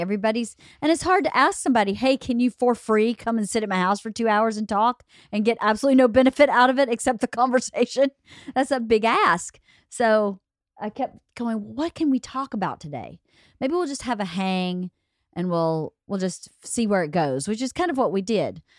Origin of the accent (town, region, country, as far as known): Norcross, Georgia, United States; born or raised there